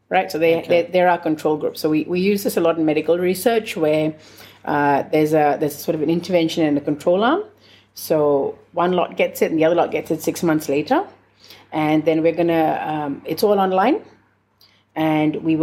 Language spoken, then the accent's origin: English; India; I'm from India, I speak Hindi